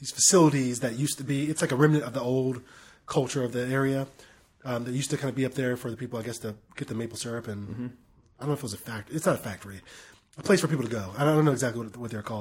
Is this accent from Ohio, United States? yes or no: no; North Carolina, United States; I'm from North Carolina